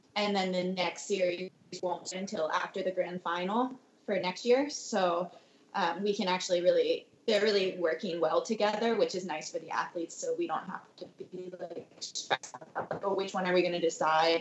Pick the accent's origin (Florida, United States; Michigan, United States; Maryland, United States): Maryland, United States; now in Santa Cruz, United States; back home to where I grew up in Maryland